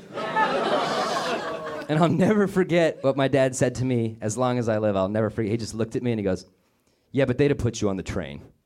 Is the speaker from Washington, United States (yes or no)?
no; Denver, Colorado, United States; my hometown of Denver, Colorado